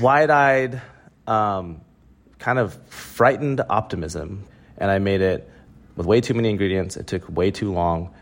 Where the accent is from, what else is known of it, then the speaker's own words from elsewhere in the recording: Oklahoma, United States; growing up in Oklahoma